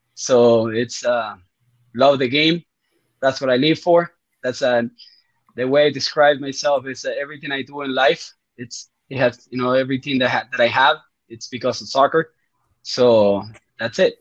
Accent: Uruguay; first language Spanish; English is a second language; I'm also from Uruguay

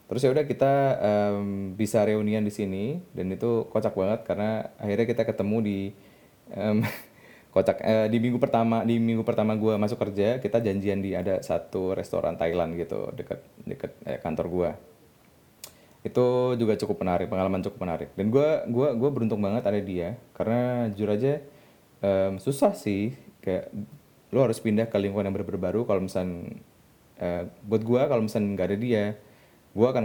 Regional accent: Tuban, East Java, Indonesia; also born or lived in Bandung / Jakarta; jadi gue sebenarnya kampung gue ada di Tuban. Jadi jadi Tuban ini adalah sebuah kota kecil ya, kota kecil banget.

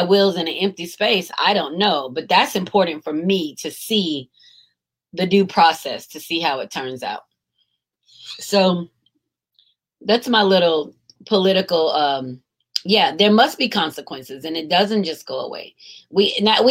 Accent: United States

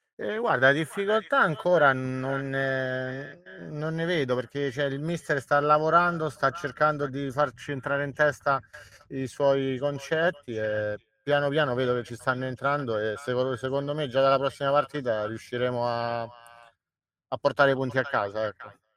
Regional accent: Calabria, Italy; moved away as an adult; now in Rome, Italy; mi trovo a Roma all'età di 19 anni, non sono romano, sono calabrese

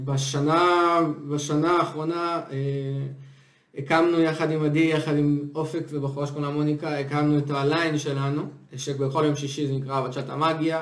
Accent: Israel

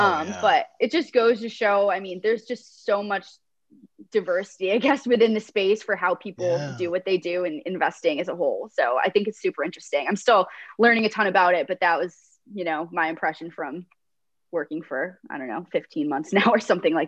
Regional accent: New York, United States; now in Chicago, United States; So my hometown, I graduated 50 kids in high school. Population of my town itself, my school was two or three towns combined. Maybe population of 1,000 in my hometown.

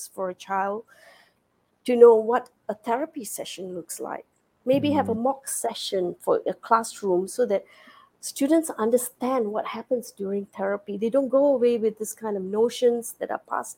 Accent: Singapore; moved away as an adult; now in United States; I'm a Singaporean. I have worked in the school system here for many years, 25 years as a biology teacher in a secondary school

